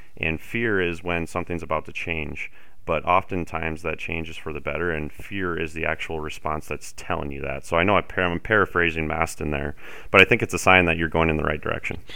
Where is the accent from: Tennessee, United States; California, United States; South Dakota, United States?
South Dakota, United States; moved away as an adult; also born or lived in Fargo, North Dakota / Denver, Colorado; growing up in South Dakota, spending my entire life here until I, I did eventually move to Fargo for a couple years